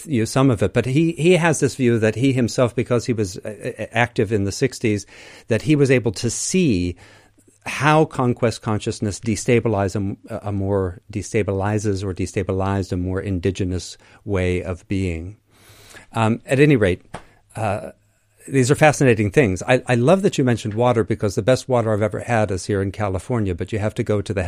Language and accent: English; Crete, Greece; the kinship between my people and yours, because I'm from Crete in particular